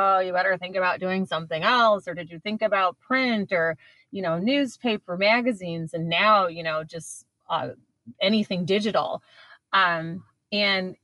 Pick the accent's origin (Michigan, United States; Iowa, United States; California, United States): Michigan, United States; East Lansing; now in Detroit, United States; I grew up on Michigan State's campus. I was born in Detroit. My parents moved to Lansing, East Lansing, when I was 2 years old